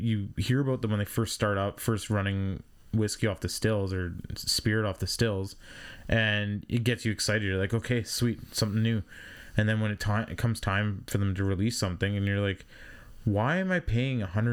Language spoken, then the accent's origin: English; Canada; as a Canadian